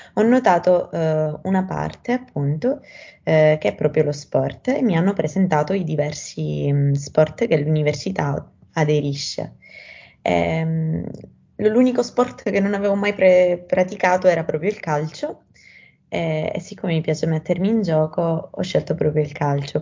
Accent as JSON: {"language": "Italian", "region": "Sicily", "country": "Italy", "moved": "as an adult", "lives_now": "Rome, Italy", "said": "ho 18 anni, sono siciliana."}